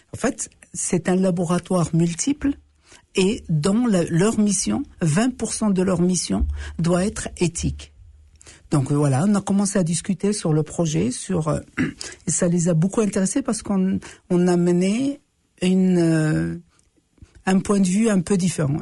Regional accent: Morocco; now in Canada; chez nous, les autochtones, on les appelle les Amazirs les hommes libres

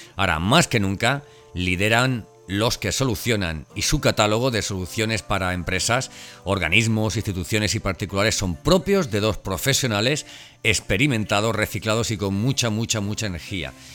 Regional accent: Elche, Valencian Community, Spain; moved away; estuve en Elche, en mi ciudad natal

